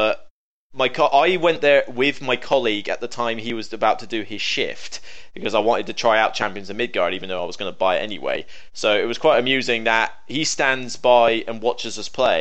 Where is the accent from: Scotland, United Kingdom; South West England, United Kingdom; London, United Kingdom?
South West England, United Kingdom; Somerset; accent: Somerset; my Somerset accent